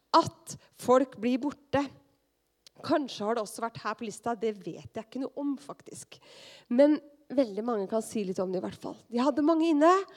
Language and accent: Norwegian; Skien, Telemark, Norway; moved away; mitt miljø som ungdom hjemme i Skien